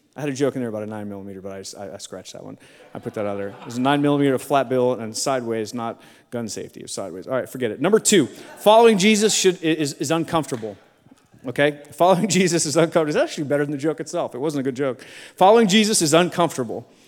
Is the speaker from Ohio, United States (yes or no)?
yes; Akron, Ohio, United States; I was born in Akron, Ohio